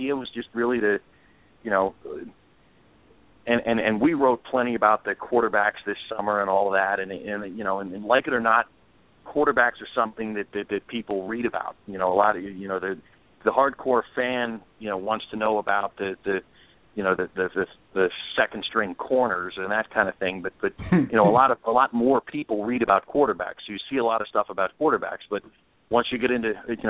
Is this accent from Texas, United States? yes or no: no; Pittsburgh, Pennsylvania, United States; moved away as an adult; also born or lived in Philadelphia; now in New York, United States; I grew up in Pittsburgh and went to college in Philadelphia and then lived there